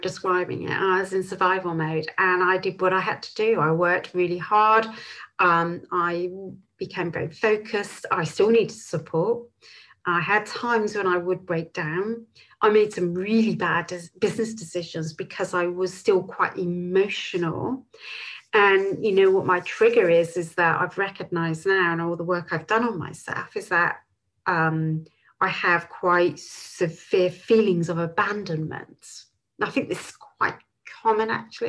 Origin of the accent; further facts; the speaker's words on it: Bristol, South West England, United Kingdom; moved away as an adult; also born or lived in Clevedon / London / New Zealand; I was born in Clevedon. I was brought up just outside of Bristol and lived here till I was 19